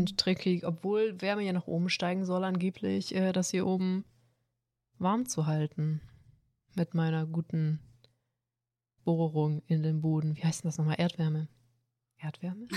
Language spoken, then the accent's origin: German; Swabia, Baden-Württemberg, Germany; ich bin Schwabe